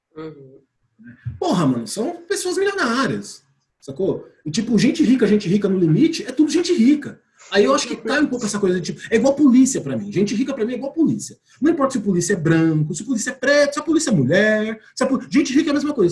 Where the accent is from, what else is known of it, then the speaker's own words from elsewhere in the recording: São Paulo, Brazil; eu sou de São Paulo